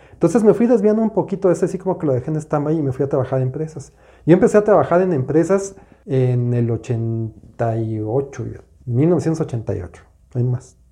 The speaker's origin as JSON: {"language": "Spanish", "region": "Mexico City", "country": "Mexico", "said": "yo soy de la Ciudad de México"}